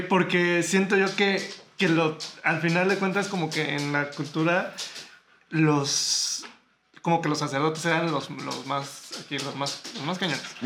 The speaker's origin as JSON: {"language": "Spanish", "country": "Mexico", "said": "mexicanos tenemos una cultura eh, muy rica"}